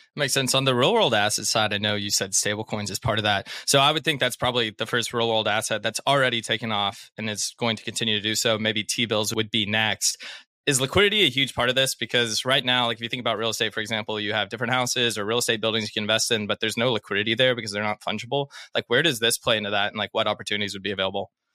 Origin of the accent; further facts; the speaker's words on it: Arkansas, United States; I'm from Arkansas